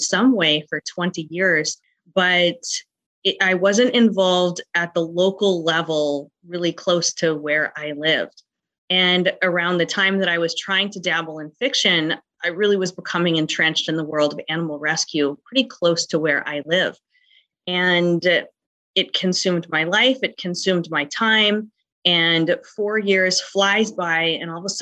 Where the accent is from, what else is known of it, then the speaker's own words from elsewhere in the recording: North Dakota, United States; I'm an author from the United States, specifically North Dakota, in the cold portion of the United States